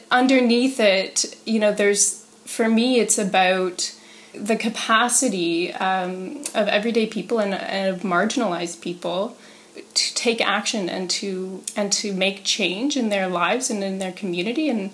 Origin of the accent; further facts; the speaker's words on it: Peterborough, Ontario, Canada; So I grew up here in Peterborough in a working class family